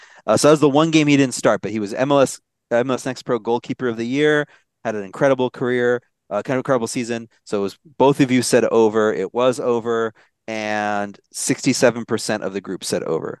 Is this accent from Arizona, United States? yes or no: yes; Maricopa County, Arizona, United States; moved away; I'm from Maricopa County.